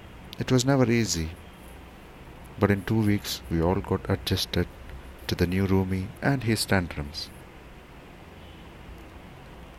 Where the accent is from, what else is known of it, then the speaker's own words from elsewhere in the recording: Thrissur, Kerala, India; moved away as an adult; also born or lived in Warangal; I come from Thrissur, a small little town in Kerala.